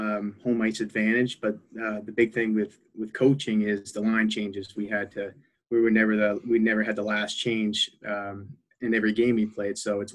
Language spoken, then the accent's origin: English; Taunton, Massachusetts, United States; also born or lived in Braintree, Massachusetts; I grew up in Taunton